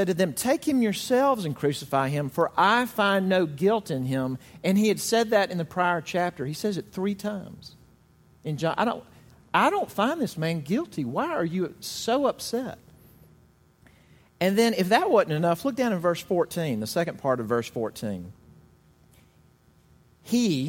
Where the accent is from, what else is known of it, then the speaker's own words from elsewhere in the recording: Mississippi, United States; now in South Carolina, United States; I'm from Mississippi, and I'm standing here in South Carolina.